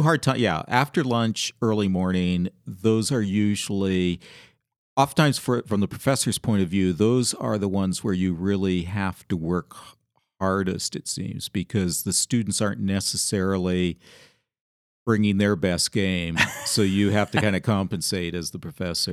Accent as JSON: {"language": "English", "country": "Canada", "tie": "born or raised there", "also_born_or_lived": "England / Georgia", "moved": "as an adult", "lives_now": "Seattle area, United States", "said": "I grew up in Canada where the winters could be very harsh."}